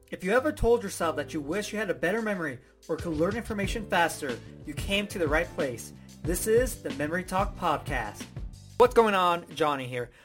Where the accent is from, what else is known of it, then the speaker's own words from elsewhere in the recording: United States; I'm from America